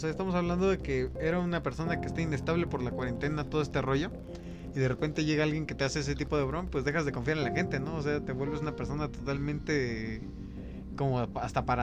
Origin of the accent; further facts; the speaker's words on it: Mexico; Soy mexicano, ya no soy mexicano, qué pedo